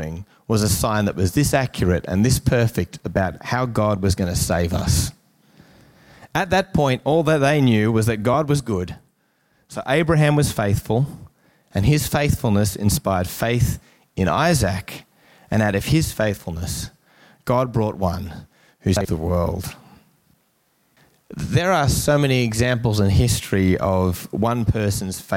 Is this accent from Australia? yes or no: yes; Newcastle, New South Wales, Australia; growing up in Newcastle in the 90s